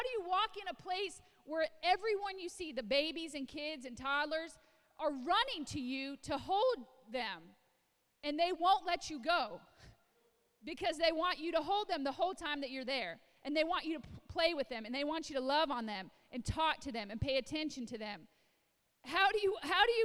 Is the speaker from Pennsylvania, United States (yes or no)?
no; Illinois, United States; I was a little white girl in the farmlands of Illinois. I grew up in Illinois